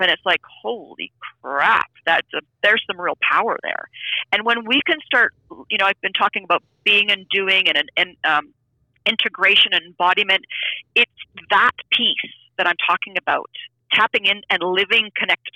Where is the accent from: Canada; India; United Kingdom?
Canada; I'm from Canada.